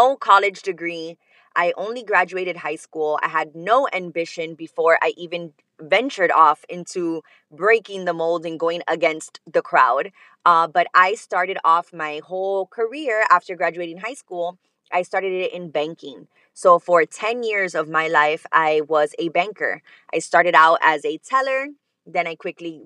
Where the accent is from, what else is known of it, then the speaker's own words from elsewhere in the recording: Miami, Florida, United States; I am from Miami, Florida. Born and raised